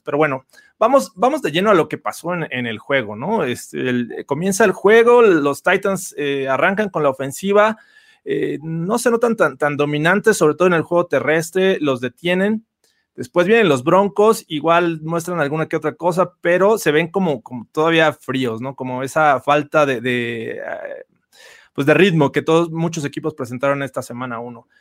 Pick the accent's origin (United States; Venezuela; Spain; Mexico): Mexico; todos los que somos de México